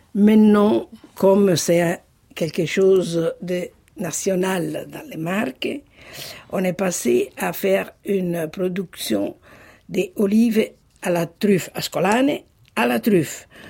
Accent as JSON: {"language": "French", "town": "Sassoferrato", "region": "Marche", "country": "Italy", "tie": "born or raised there", "moved": "yes", "said": "je suis née à Ancona, Sassoferrato"}